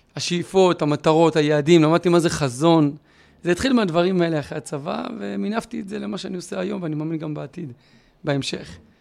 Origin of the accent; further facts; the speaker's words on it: Beersheba, Southern District, Israel; גדלתי בשכונה ד' בבאר שבע